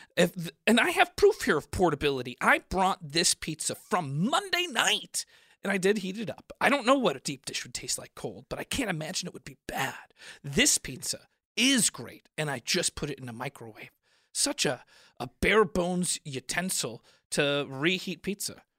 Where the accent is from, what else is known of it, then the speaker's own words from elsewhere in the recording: Chicago, Illinois, United States; I grew up in Chicago